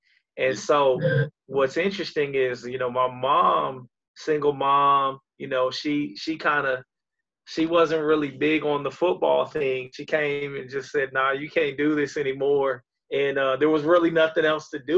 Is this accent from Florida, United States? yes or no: yes; Tampa, Florida, United States; now in Alabama, United States; I'm originally from Tampa, Florida